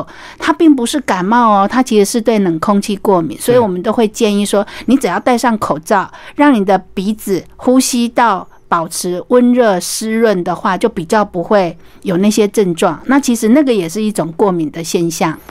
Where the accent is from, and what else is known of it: Taiwan